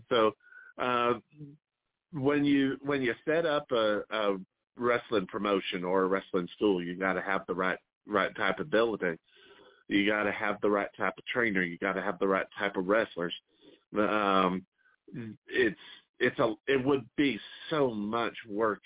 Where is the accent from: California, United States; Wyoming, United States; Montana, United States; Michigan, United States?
Montana, United States; Missoula; also born or lived in St. Louis area; now in St. Louis, United States; my hometown of Missoula